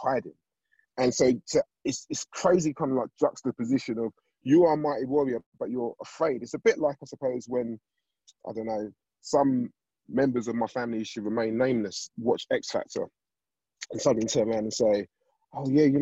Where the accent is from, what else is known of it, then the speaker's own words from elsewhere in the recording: London, United Kingdom; I grew up in Southeast London